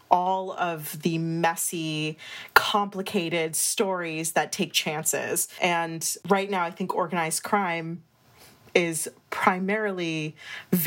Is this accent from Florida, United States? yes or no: no; Scranton, Pennsylvania, United States; I grew up in Scranton, Pennsylvania